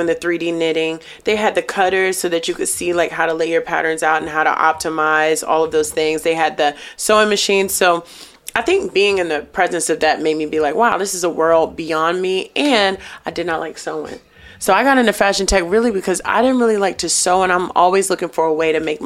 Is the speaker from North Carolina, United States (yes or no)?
yes; Durham, North Carolina, United States; I'm originally from Durham, North Carolina